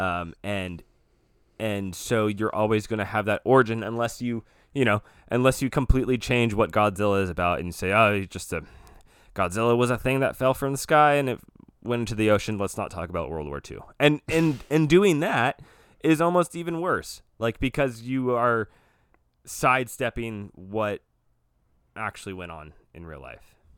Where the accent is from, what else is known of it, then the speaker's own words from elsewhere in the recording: United States; I'm an American